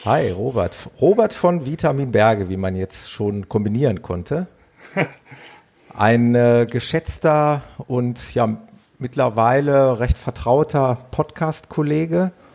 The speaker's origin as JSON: {"language": "German", "area": "Ruhr area", "region": "North Rhine-Westphalia", "country": "Germany", "accent": "Ruhrpott", "said": "ob man mir das so anhört, dieses Ruhrpottlern"}